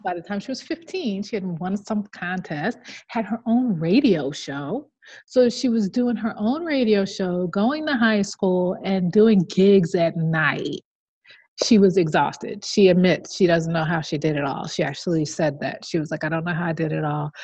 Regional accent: New York, United States; the state of New York, my home state

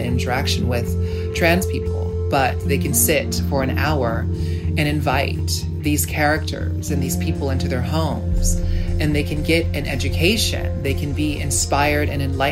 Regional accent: United States; as a Black, poor child growing up in America

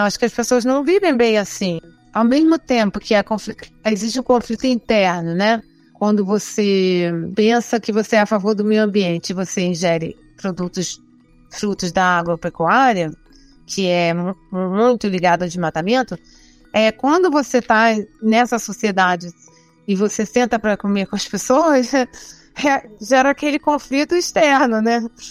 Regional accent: Rio de Janeiro, Brazil; moved away; nasci no Rio de Janeiro, vivi lá a maior parte da minha vida

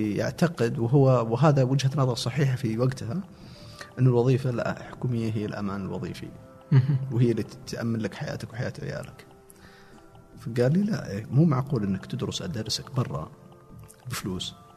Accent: a village belonging to Al-Namas, Asir, Saudi Arabia; also born or lived in Riyadh / Abha; ما جينا من ابها جينا من القريه تابعه للنماص مدينه النماص

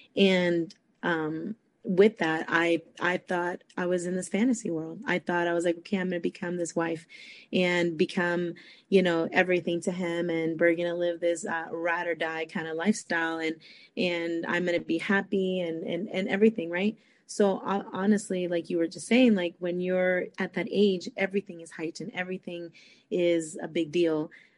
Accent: Costa Rica; born there; obviously my parents are Hispanic, you know. I was born in Costa Rica, and, you know, that's just how it was.

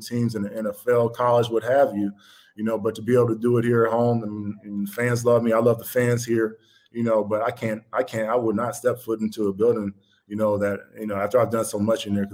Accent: Georgia, United States; I'm from Georgia. We don't do nothing on ice

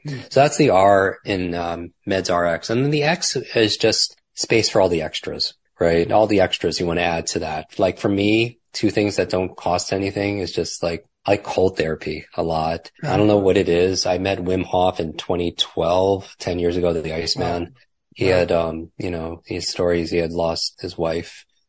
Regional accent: Northeast, United States; I grew up in the Northeast. Yeah. Yep. Don't love the cold, but.

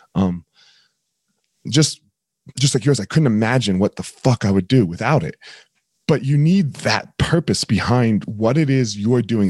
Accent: New Jersey, United States; now in Colorado, United States; I grew up in New Jersey

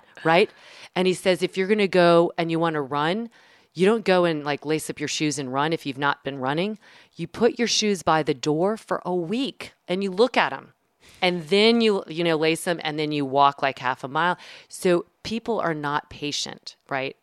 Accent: the South, United States; I'm from the South

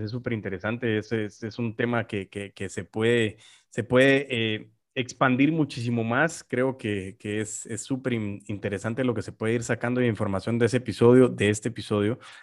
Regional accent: Guatemala; nosotros como guatemaltecos

